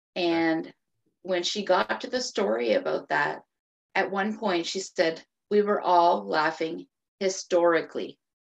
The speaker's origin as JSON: {"language": "English", "area": "Cape Breton", "region": "Nova Scotia", "country": "Canada", "tie": "born or raised there", "moved": "as an adult", "lives_now": "Fredericton, Canada", "said": "I am originally from Cape Breton, Nova Scotia, which is a little island on the tip of Nova Scotia. If you've heard of the Cabot Trail, that's where I grew up"}